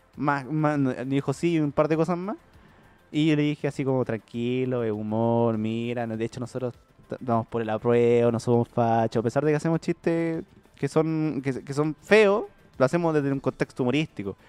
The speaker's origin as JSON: {"language": "Spanish", "town": "Puente Alto", "region": "Santiago Metropolitan Region", "country": "Chile", "said": "soy Puente"}